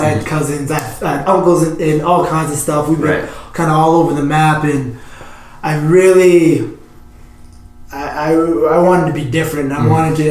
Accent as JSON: {"language": "English", "town": "Edmonton", "region": "Alberta", "country": "Canada", "tie": "born or raised there", "said": "I was born and raised in Edmonton"}